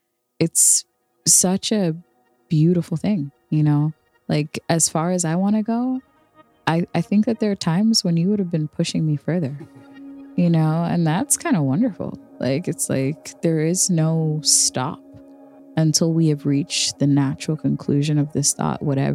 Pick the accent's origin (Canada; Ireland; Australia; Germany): Ireland; Like anybody who knows me would know that like I've never caped so hard for me as an Irish person.